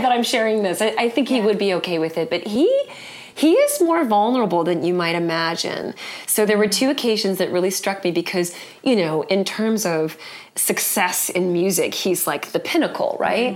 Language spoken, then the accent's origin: English; Vancouver, British Columbia, Canada; I grew up in Vancouver